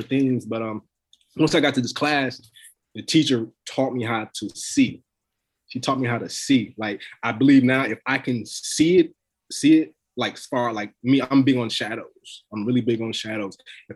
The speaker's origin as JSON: {"language": "English", "region": "North Carolina", "country": "United States", "tie": "born or raised there", "said": "I was born in North Carolina. All my family's in North Carolina."}